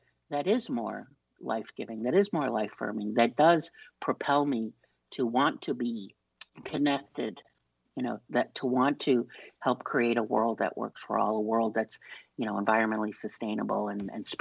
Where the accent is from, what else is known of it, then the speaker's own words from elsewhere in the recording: New York, United States; I'm from New York.